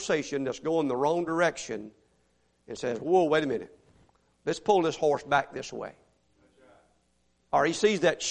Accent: Mississippi, United States; now in Houston, United States; I grew up in Mississippi where everybody dipped snuff

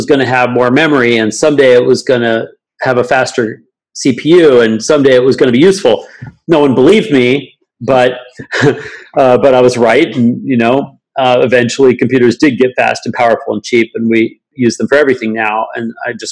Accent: Alaska, United States; I grew up in Alaska

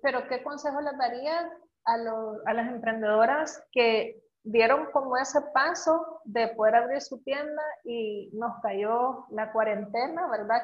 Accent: El Salvador; el potencial que tenemos como salvadoreños

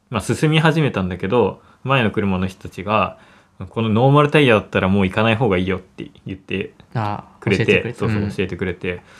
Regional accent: Hamamatsu, Shizuoka, Japan; うちら静岡出身だからさ雪に対して体制ないしさ

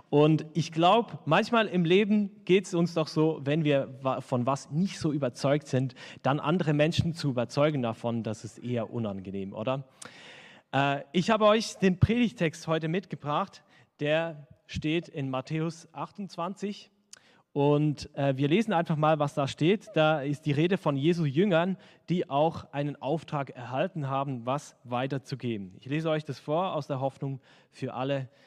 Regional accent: Switzerland; Also wenn ich als Schweizer in Deutschland bin und halt nur Schweizerdeutsch spreche, dann werden mich die Hälfte nicht verstehen.

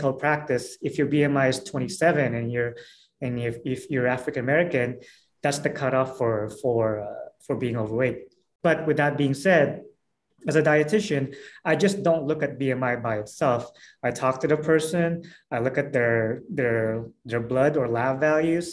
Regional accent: Philippines; moved away; I'm from Philippines

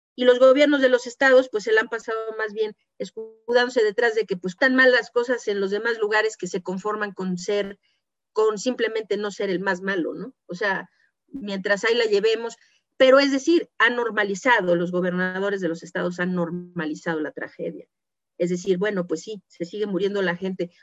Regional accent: Mexico; nuestro papel como mexicanos, como ciudadanos de este país

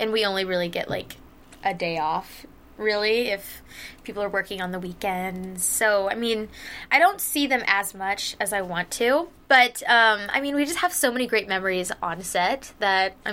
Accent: Houston, Texas, United States; now in Los Angeles, United States; I'm from Houston, Texas

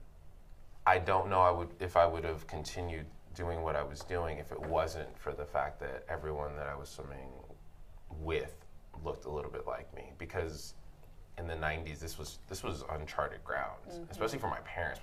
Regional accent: United States; I grew up in Jersey, New York

